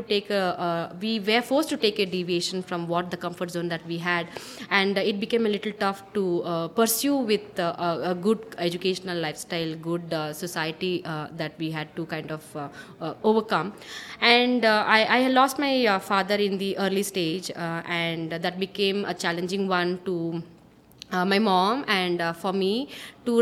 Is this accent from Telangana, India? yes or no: no; Bangalore, Karnataka, India; born and brought up in Bangalore